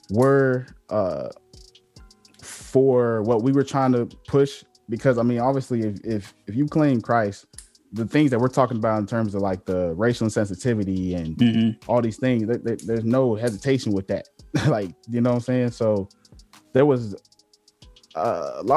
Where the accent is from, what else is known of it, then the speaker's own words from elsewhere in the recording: Virginia Beach, Virginia, United States; moved away as an adult; I came from Virginia Beach